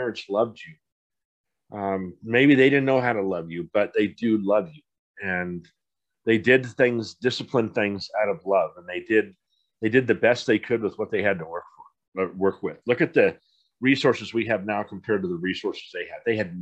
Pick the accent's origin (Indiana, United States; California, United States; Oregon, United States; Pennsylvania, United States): California, United States; Poway; also born or lived in Seattle, Washington; I grew up in San Diego. How many people in the world could say that? And I grew up in Poway